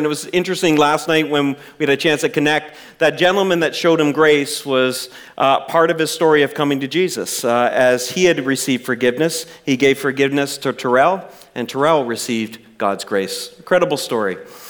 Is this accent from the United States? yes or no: no; Canada; when I was growing up in Canada